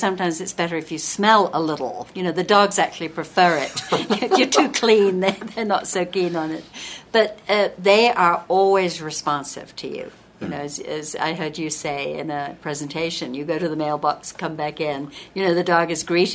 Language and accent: English; England, United Kingdom; also born or lived in southern Utah; now in Utah, United States; I'm originally from England. And I came here in 1971, so it's almost 40 years ago now, and I'm an American citizen now